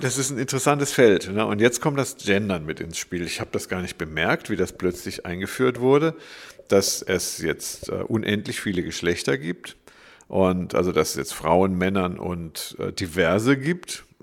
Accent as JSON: {"language": "German", "town": "Freiburg", "region": "Baden-Württemberg", "country": "Germany", "tie": "born or raised there", "said": "Ich bin Diplompsychologe, geboren in Freiburg."}